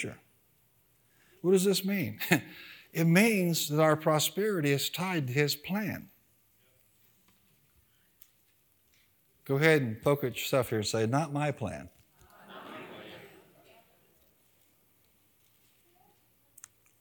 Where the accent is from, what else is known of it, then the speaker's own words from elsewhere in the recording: United States; as an American.